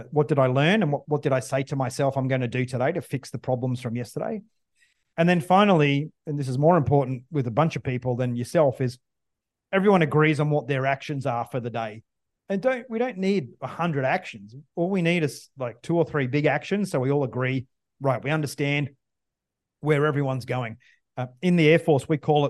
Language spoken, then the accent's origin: English; Australia; as an Australian fighter pilot